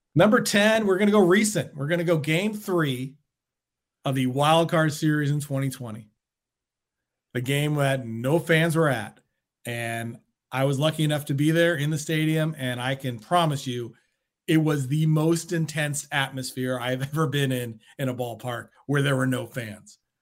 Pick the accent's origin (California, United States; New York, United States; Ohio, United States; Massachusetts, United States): California, United States; Bay Area; growing up in Pac twelve country here in the Bay Area with Cal and Stanford